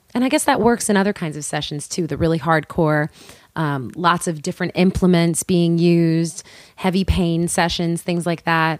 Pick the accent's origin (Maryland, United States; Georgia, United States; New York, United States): New York, United States; New York City; born and raised in Queens